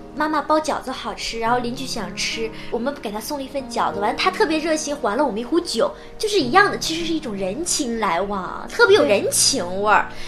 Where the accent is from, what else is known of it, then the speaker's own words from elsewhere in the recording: Harbin, Heilongjiang, China; now in Ningbo, China; 我是北方人嘛，我是哈尔滨人